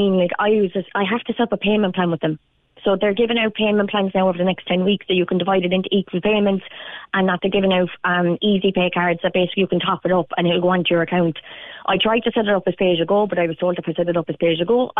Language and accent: English; Limerick, Munster, Ireland; moved away as an adult; now in Charleville, Ireland; we moved down to Charleville from Limerick because of the house prices then, and that we couldn't afford to live in Limerick, and where I'm from.